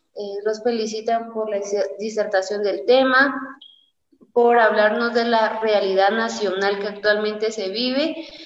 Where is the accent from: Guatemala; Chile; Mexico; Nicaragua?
Guatemala; a nosotros como estudiantes, como guatemaltecos, como ciudadanos